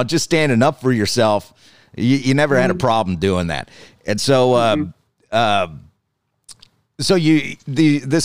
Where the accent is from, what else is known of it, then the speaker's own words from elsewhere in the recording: Scotland, United Kingdom; I'm Scottish and don't wear a kilt